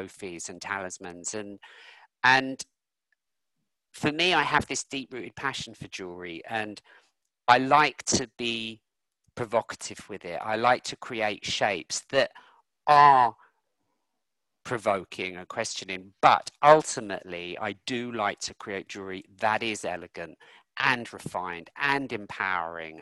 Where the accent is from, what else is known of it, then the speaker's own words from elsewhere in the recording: London, United Kingdom; I grew up in North London and I remember the Brixton riots. I remember the Finsbury Park riots, where I grew up